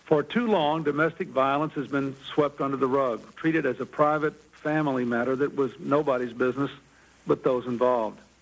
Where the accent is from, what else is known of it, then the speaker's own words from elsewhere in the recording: Macon, Georgia, United States; growing up in Macon, Georgia